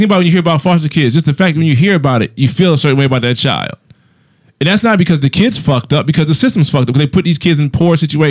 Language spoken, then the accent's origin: English; United States; I'm American.